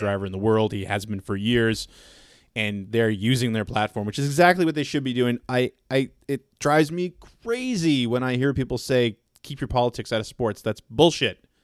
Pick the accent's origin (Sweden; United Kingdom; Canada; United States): Canada; I'm not from the Southeast. I'm from Canada